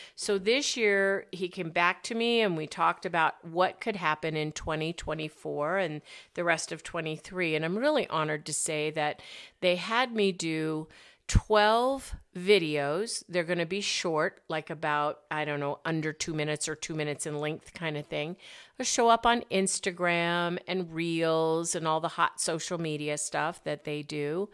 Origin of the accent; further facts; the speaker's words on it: Arizona, United States; moved away; also born or lived in Colorado; I grew up in Arizona